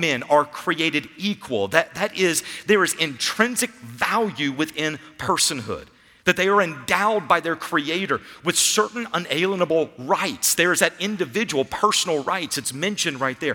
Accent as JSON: {"language": "English", "country": "United States", "said": "as an American, as those who grow up in this culture"}